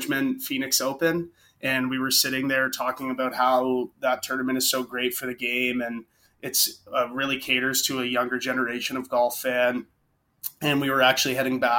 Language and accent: English; Burlington, Ontario, Canada; we're all from the same city just outside of Toronto